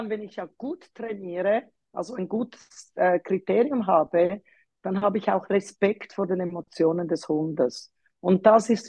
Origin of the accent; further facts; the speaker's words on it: Zurich, Switzerland; ich bin in Zürich aufgewachsen, darum spreche ich auch Deutsch und habe mich dann mit einem Tessiner äh, verheiratet